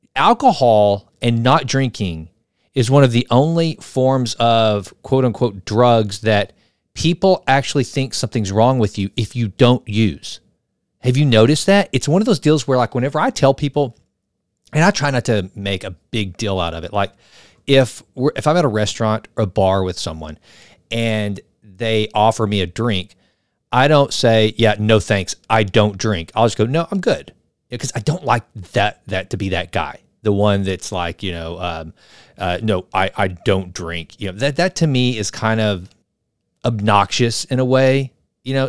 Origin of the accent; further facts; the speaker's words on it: the South, United States; I'm from the South. I'm from right in the buckle of the Bible Belt